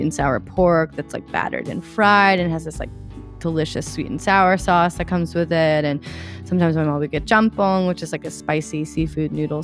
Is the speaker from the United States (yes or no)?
yes; Eugene, Oregon, United States; I grew up in Eugene, Oregon, which is a small town in the Pacific Northwest